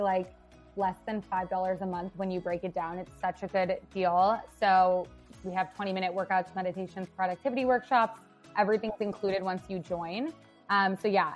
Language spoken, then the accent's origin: English; Madison, Wisconsin, United States; now in Chicago, United States; I'm from Wisconsin and not from, like, a super small town, I'm from Madison